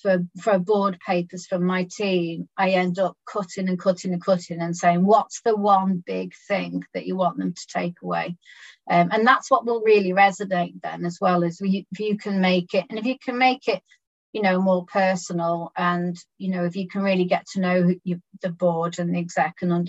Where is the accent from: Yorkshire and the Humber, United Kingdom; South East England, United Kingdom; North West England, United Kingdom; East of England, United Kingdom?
North West England, United Kingdom; Birkenhead; I was born in Birkenhead.